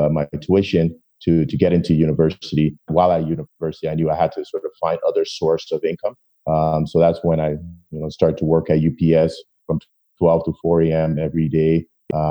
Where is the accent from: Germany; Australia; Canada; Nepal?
Canada; Toronto, Woodbridge, Ontario; when we moved from Toronto to Woodbridge